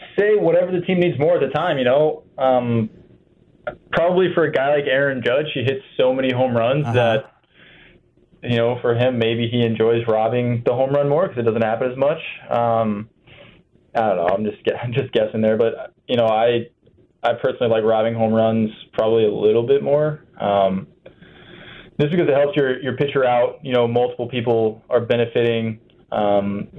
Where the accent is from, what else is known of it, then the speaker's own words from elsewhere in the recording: Ohio, United States; I'm from Ohio